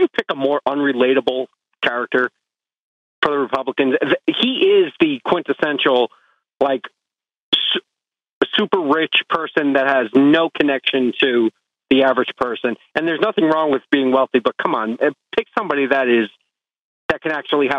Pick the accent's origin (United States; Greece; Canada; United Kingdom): United States; Camden, New Jersey; I'm from Jersey. Camden